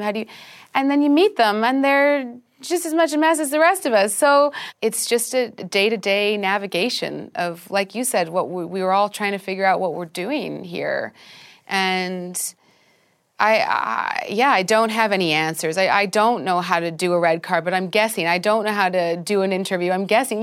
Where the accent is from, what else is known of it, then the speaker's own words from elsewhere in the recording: Vancouver, British Columbia, Canada; moved away as an adult; also born or lived in London; I'm Canadian. I grew up in Vancouver. I grew up in a forest.